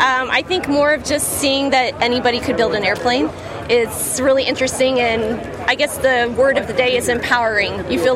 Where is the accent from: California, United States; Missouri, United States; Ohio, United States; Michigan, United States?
Ohio, United States; now in Canada; I'm from Ohio, but right now I live in Canada.